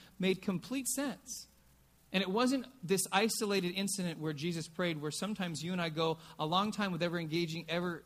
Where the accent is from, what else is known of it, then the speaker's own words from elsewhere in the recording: California, United States; also born or lived in Oregon; I was from California